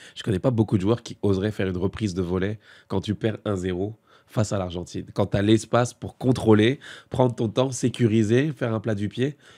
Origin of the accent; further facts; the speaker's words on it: France; en tant que Français